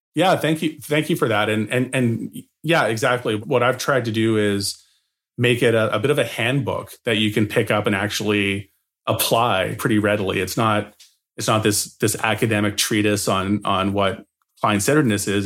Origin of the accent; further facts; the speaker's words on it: Edmonton, Alberta, Canada; I was running my own snow shoveling business in Edmonton, Alberta